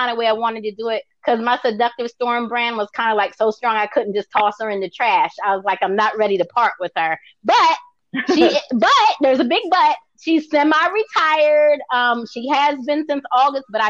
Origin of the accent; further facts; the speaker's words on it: Baltimore, Maryland, United States; I'm from Baltimore